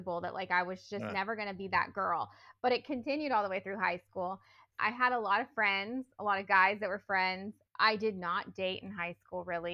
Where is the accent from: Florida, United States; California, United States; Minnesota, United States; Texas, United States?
California, United States; Northern; I grew up in Northern California with parents who are still married